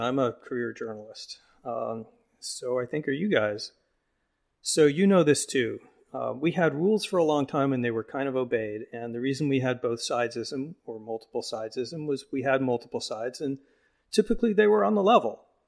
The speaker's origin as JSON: {"language": "English", "town": "Phoenix", "region": "Arizona", "country": "United States", "tie": "born or raised there", "moved": "yes", "said": "I'm from Phoenix"}